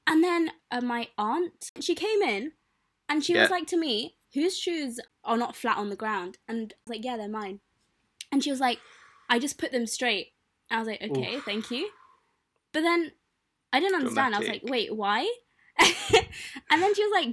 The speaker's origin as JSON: {"language": "English", "region": "London", "country": "United Kingdom", "said": "I'm from Wembley"}